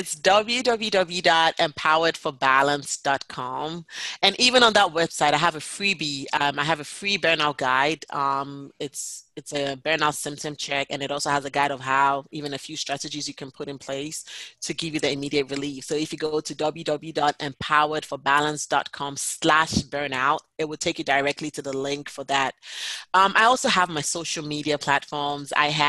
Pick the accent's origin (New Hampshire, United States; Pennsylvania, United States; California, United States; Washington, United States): New Hampshire, United States; Yes, I am from New Hampshire.